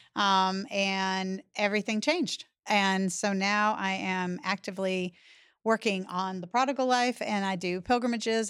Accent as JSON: {"language": "English", "region": "Massachusetts", "country": "United States", "also_born_or_lived": "eastern North Carolina", "moved": "yes", "lives_now": "North Carolina, United States", "said": "I live in eastern North Carolina. I'm originally from Massachusetts"}